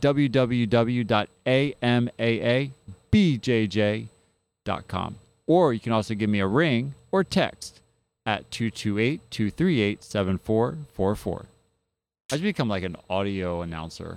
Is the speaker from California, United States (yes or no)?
no; New Jersey, United States; now in Mississippi, United States; I come from New Jersey